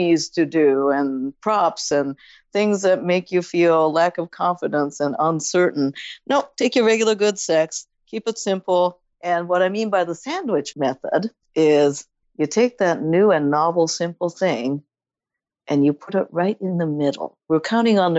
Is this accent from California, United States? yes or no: yes; San Francisco, California, United States; I'm from San Francisco and we're known for our bread.